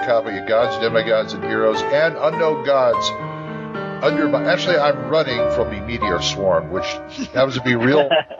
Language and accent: English; Oklahoma, United States; I'm from Oklahoma, so I live in Oklahoma